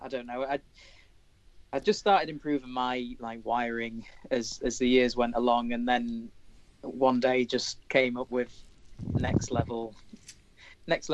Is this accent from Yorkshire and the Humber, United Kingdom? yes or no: yes; York, Yorkshire and the Humber, United Kingdom; I was born in York, and I've lived in the same place ever since.